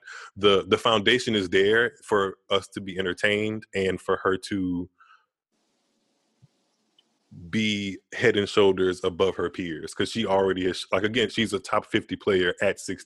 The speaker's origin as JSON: {"language": "English", "country": "United States", "said": "I'm American"}